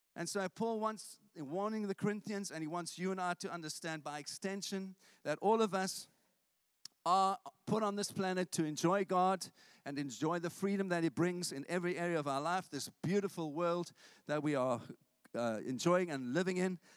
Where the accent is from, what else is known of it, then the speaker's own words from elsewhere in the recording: South Africa; now in St Albans, United Kingdom; I grew up in South Africa